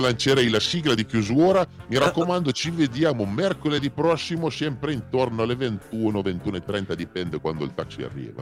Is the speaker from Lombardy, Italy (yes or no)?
no; Piedmont, Italy; accent: Piedmontese; nel mio dialetto personale piemontese